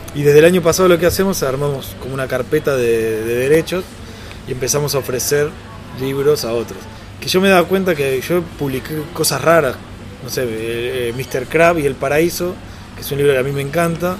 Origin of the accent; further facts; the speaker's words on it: Argentina; Como argentino